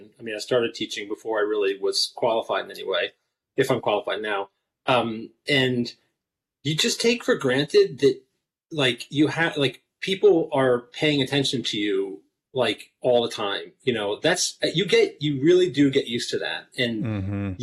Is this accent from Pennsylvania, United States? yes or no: yes; Philadelphia, Pennsylvania, United States; I grew up in Philly